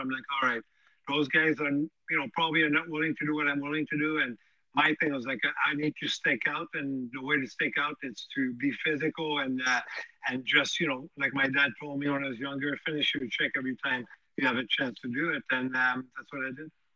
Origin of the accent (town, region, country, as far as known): Montreal, Quebec, Canada; born or raised there